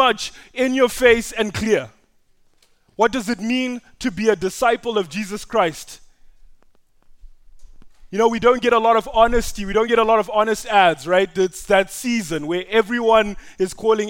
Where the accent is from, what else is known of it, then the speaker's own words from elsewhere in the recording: Zimbabwe; moved away; I'm Zimbabwean because I was born in Zimbabwe